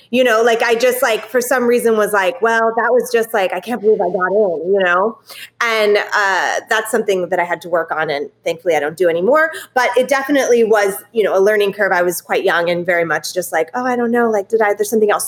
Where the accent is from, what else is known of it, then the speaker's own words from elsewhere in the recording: California, United States; moved away; I am originally from California